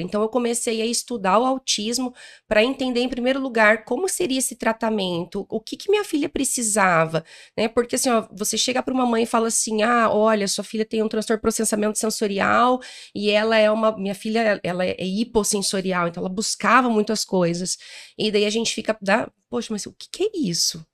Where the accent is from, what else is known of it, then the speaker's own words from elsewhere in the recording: Paraná, Brazil; eu sou do interior do Paraná, de uma cidade chamada Moarama, fica ali pertinho do Paraguai